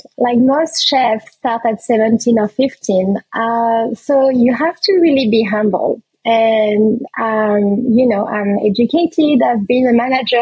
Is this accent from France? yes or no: yes; France; also born or lived in Réunion; back home in France